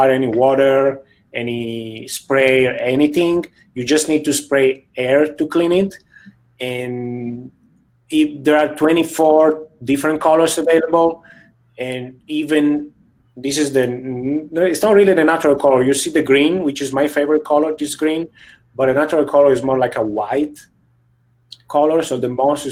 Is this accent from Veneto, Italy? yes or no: yes; near Venice, Veneto, Italy; also born or lived in Kansas City, Missouri; now in San Francisco, United States; I'm from Italy originally, from a city very close to Venice.